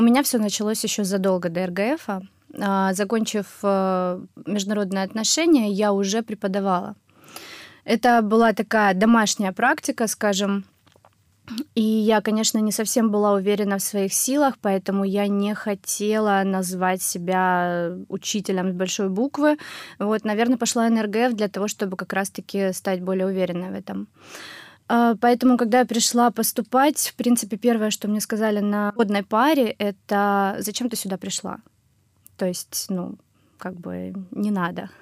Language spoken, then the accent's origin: Russian; Russia; first language Russian; also born or lived in Germany; я вернулась в Россию, когда мне исполнилось 9 лет